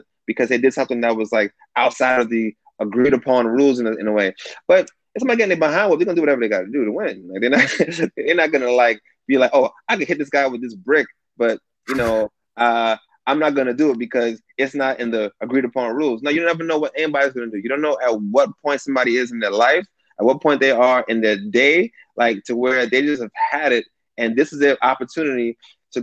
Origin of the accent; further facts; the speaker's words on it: New York City, New York, United States; now in Southern California, United States; I grew up in Bed-Stuy in the 90s